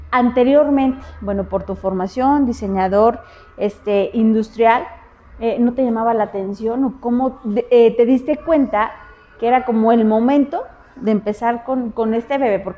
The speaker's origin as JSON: {"language": "Spanish", "region": "Mexico City", "country": "Mexico", "said": "Muy bien, bueno, pues yo soy de la Ciudad de México."}